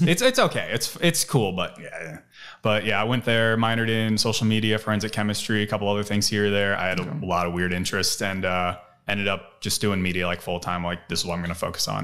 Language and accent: English; Cleveland, Ohio, United States; moved away as an adult; also born or lived in Los Angeles, California; now in Austin, United States; I moved from out of state, I moved from Cleveland